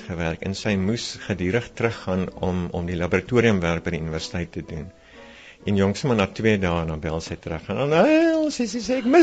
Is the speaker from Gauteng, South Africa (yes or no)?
no; Calvinia, Northern Cape, South Africa; born there; Ja, ja, ek is gebore in Kalvinia.